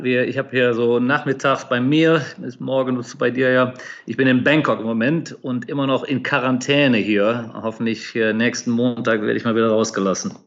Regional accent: Cologne, North Rhine-Westphalia, Germany; moved away as an adult; also born or lived in United States / Asia; Ich bin Kölner Jung und vielleicht hört man das ab und zu auch so ein bisschen raus noch

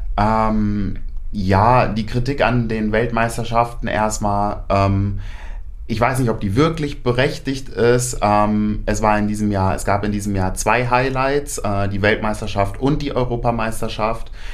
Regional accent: Paderborn, North Rhine-Westphalia, Germany; moved away as an adult; now in Hannover, Germany; bin ursprünglich eigentlich kein Hannoveraner, ähm, komme aus Paderborn oder aus der Nähe von Paderborn, wem das was sagt. Ähm, dort habe ich auch mein ABI gemacht, 2018

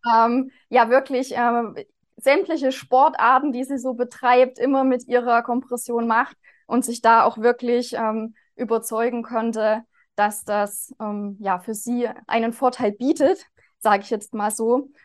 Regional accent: Zeulenroda, Thuringia, Germany; Ich bin hier seit 2016 inzwischen schon am Standort in Zollenroda in Thüringen. Also das hört man vielleicht auch an meiner Sprechweise. Ich komme hier aus der Region.

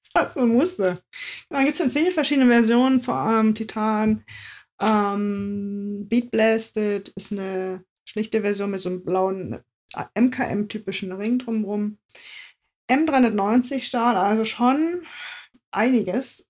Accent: East Germany, Germany; meine Kindheit in der DDR

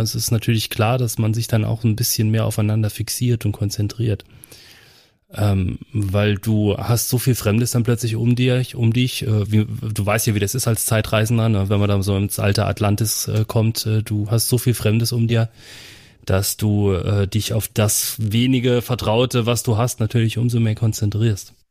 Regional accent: Saarland, Germany; bei uns im Saarland

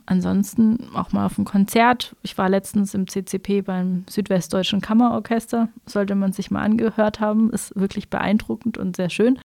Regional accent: Pforzheim, Baden-Württemberg, Germany; moved away as an adult; also born or lived in Dresden / Munich; bin dann zurück in meine Heimatstadt gekommen

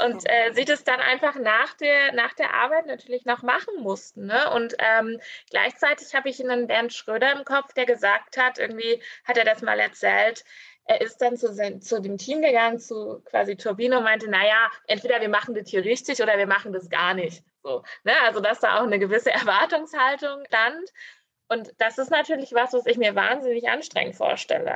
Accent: Grimma, Saxony, Germany; ich wurde in Grimma geboren

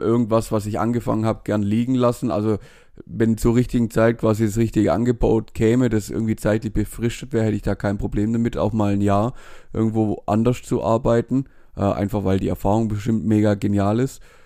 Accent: Germany; wir Deutschen

